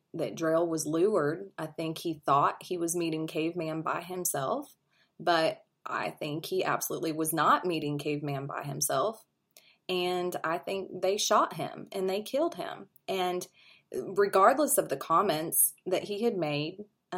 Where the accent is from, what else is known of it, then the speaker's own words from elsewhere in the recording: St. Joseph, Missouri, United States; moved away; I'm from St. Joe, Missouri, and that's how it was growing up.